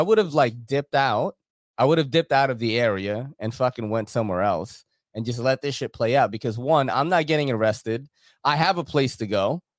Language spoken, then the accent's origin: English; New York City, New York, United States; As a New Yorker living here